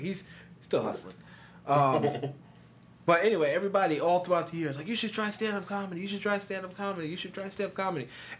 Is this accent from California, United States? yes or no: no; Albany, New York, United States; now in Tampa, United States; I'm originally from New York.